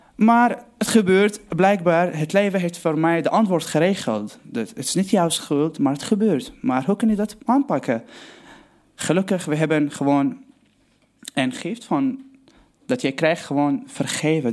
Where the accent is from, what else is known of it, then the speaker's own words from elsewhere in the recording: Aleppo, Aleppo Governorate, Syria; Dutch is a second language; moved away as an adult; now in Netherlands; ik kom uit Syrië, Aleppo. Ik ben gewoon, eh, geboren in 1994, dus ik ga allemaal het Nederlands proberen. Ik ben geboren in Aleppo, gewoon voor een lieve familie. Uh, eh, we waren gewoon opgegroeid